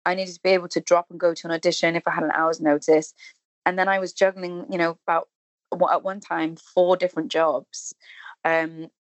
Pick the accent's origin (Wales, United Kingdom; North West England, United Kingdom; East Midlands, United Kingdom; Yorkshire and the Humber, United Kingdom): Wales, United Kingdom; Cardiff; moved away as an adult; also born or lived in London; born and bred, really, and I'm a Welsh speaker as well, so my education and everything was in Welsh language